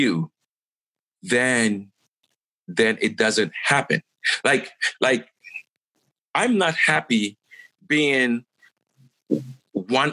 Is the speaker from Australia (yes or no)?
no; Ghana; I'm a Ghanaian